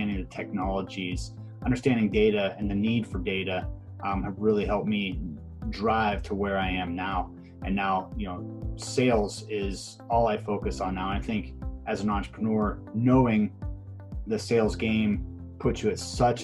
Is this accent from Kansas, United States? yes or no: no; Pittsburgh, Pennsylvania, United States; I'm born and bred in Pittsburgh, Pennsylvania